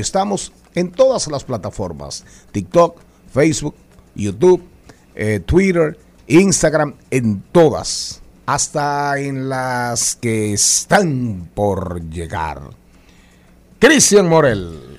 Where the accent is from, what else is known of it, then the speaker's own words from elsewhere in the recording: Matas de Farfán, San Juan, Dominican Republic; me crié con amiguitos haitianos sin dudas.